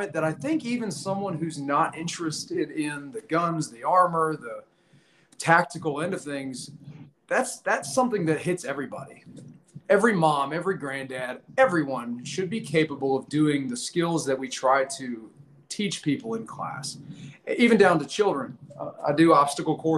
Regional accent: Virginia, United States; I'm currently hanging out in Virginia, my home state

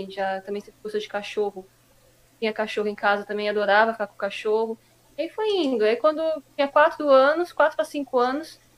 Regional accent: Mogi das Cruzes, São Paulo, Brazil; É, eu nasci em Mogi, né? Eu praticamente é, cresci, nasci em Mogi, cresci no Mogi Moderno, né?

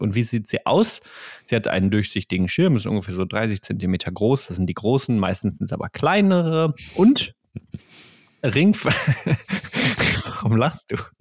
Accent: Ruhr area, North Rhine-Westphalia, Germany; ein Kind des Ruhrgebiets wie wir.

